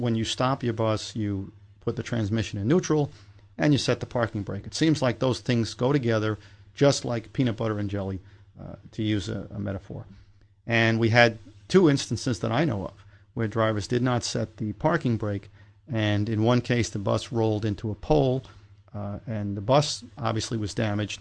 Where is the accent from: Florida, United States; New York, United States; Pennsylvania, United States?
New York, United States; born or raised there